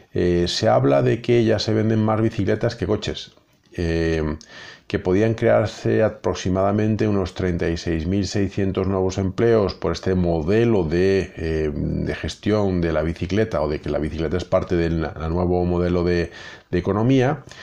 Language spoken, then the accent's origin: Spanish; Galicia, Spain; yo como buen gallego